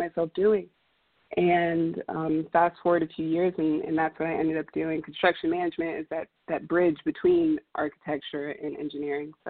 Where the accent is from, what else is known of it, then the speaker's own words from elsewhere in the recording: Southern Maryland, United States; moved away as an adult; also born or lived in Houston, Texas; I was born and raised in Southern Maryland and moved to Houston on an academic scholarship to get my education